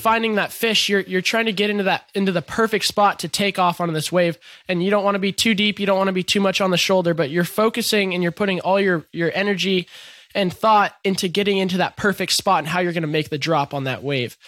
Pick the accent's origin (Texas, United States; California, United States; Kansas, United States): California, United States; Encinitas; growing up in Encinitas